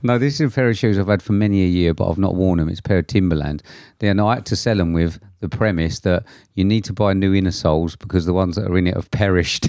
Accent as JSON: {"language": "English", "region": "England", "country": "United Kingdom", "said": "being English"}